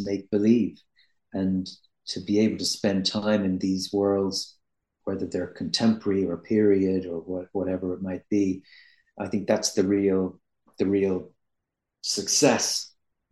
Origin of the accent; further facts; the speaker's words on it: Ireland; I'm Irish